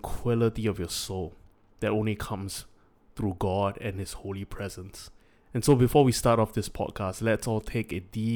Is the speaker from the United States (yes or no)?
no; Singapore; we are born in first world Singapore